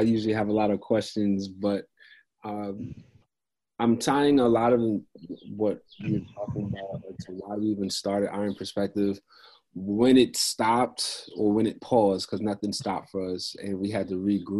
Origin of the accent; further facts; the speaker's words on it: New York City, New York, United States; I grew up in Queens